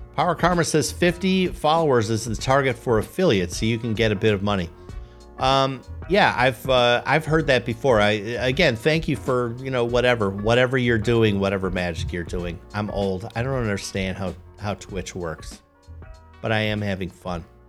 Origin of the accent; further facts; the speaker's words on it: Poughkeepsie, New York, United States; my hometown